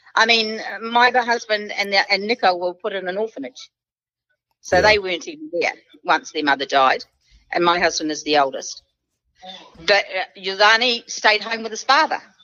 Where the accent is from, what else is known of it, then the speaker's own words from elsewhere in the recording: New Zealand; I'm a New Zealander.